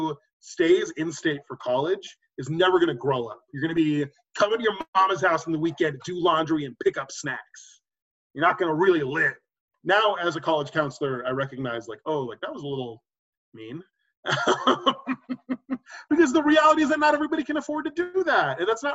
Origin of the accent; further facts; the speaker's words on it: Austin, Texas, United States; moved away as an adult; also born or lived in Pennsylvania / New York; I was already growing up in Austin with my mom